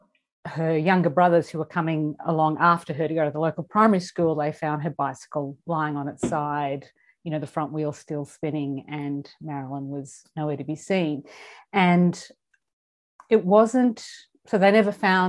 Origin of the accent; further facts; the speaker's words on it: southeast Queensland, Australia; I grew up in Queensland, but I grew up in the southeast corner of the state